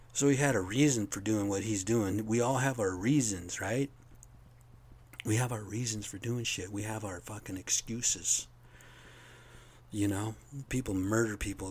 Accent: United States; As American citizens

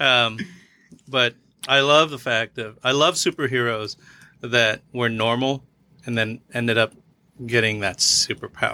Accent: Philippines; I'm Filipino

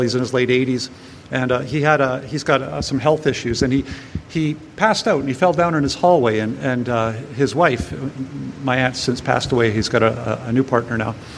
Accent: Powell River, British Columbia, Canada; my hometown of Powell River on the northern Sunshine Coast

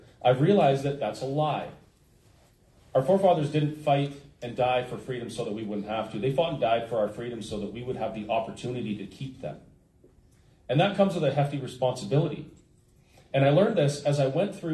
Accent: Alberta, Canada; as a Canadian and as an Albertan

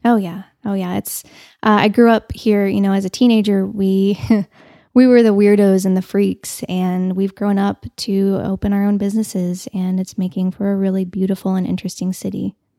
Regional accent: Canyon, Texas, United States; now in Amarillo, United States; I grew up in Canyon, so we didn't have Tootin' Totem, and we just had Pack a Sack.

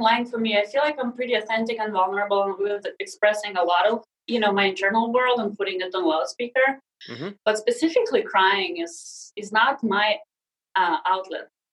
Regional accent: Siberia, Russia; English is a second language; moved away as an adult; also born or lived in Sakhalin Island, Russia; now in United States; I was six years old when we moved back to Siberia to my dad's family

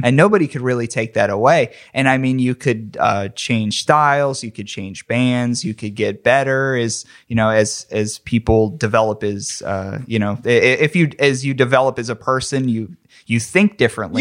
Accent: McKeesport, Pennsylvania, United States; I grew up in McKeesport, P

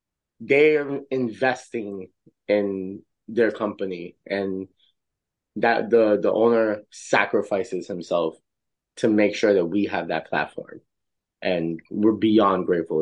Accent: Tennessee, United States; grew up in Tennessee, and for me

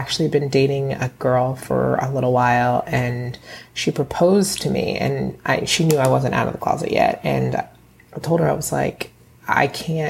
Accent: Bowie, Maryland, United States; now in Bronx, United States; I am originally from Bowie, Maryland, and now I live in the Bronx

